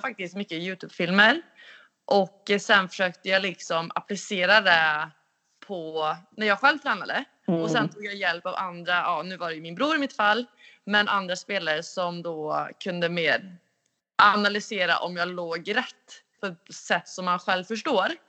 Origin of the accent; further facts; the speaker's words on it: Karlstad, Värmland, Sweden; moved away; jag är ju hemma i Karlstad